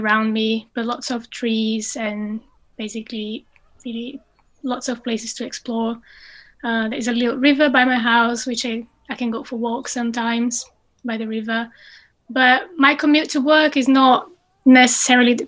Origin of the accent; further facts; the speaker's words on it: Brazil; English is a second language; moved away as an adult; also born or lived in Cambridge, United Kingdom; now in United Kingdom; I finished my undergrad in biology back in Brazil